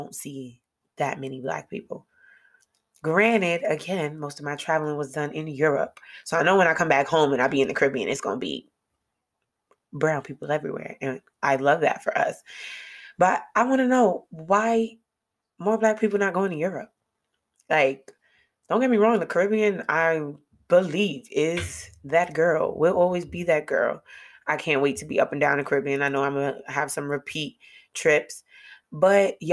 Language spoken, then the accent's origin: English; New York, United States; moved away as an adult; me and Malik being from New York